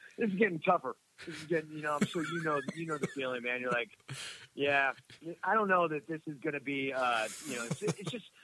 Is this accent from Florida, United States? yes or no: yes; Miami, Florida, United States; also born or lived in Washington, D.C. / New York; now in Santa Monica, United States; I grew up in Miami, Florida